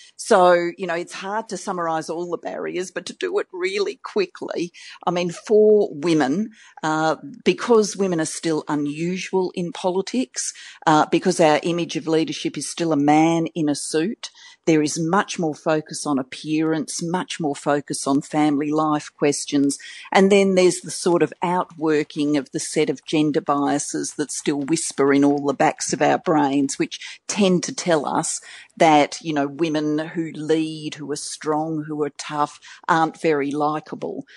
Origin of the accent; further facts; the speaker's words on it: Australia; accent: Australian; my Australian accent